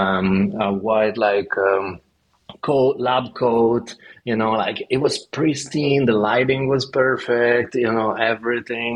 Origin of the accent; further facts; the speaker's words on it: Verona, Veneto, Italy; also born or lived in New York; now in Copenhagen, Denmark; I'm from Verona.